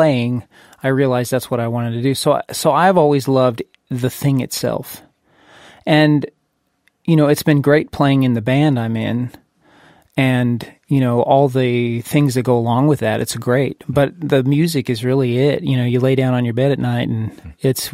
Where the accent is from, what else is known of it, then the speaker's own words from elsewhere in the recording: California, United States; I grew up in California